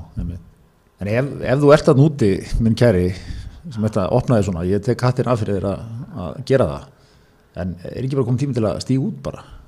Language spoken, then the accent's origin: Icelandic; Seltjarnarnes, Capital Region, Iceland; mín heimabæ Seltjarnarnesi